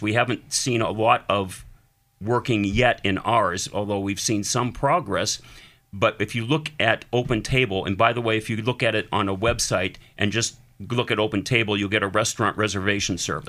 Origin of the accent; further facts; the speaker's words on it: Erie, Pennsylvania, United States; I'm Erie, born and raised